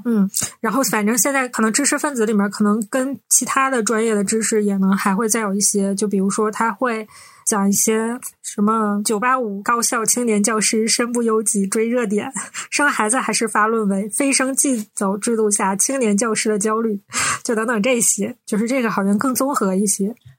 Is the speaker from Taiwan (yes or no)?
no; Northeast China, China; 我们是三个来自东北的Ladies